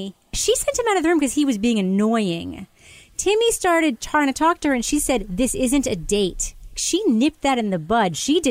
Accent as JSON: {"language": "English", "area": "Long Island", "region": "New York", "country": "United States", "tie": "born or raised there", "said": "I grew up in Long Island, where the two girls in this episode were from."}